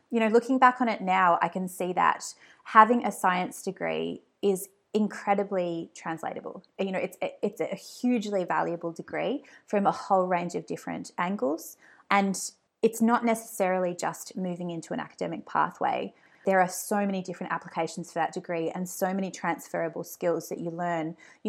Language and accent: English; Hobart, Tasmania, Australia; In Tassie, yeah. It was a fantastic place to grow up. I lived in Hobart with my family, and it's just a really beautiful, very quiet life.